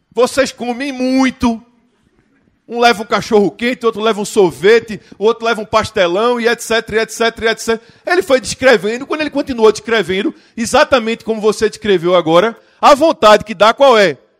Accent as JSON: {"language": "Portuguese", "town": "Recife", "region": "Pernambuco", "country": "Brazil", "said": "Eu sou de Recife"}